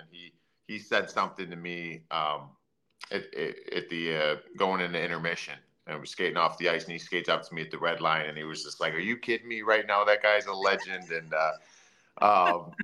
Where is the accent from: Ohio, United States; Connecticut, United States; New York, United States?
Ohio, United States; Cleveland; I grew up in Cleveland, and I was always a big framed kid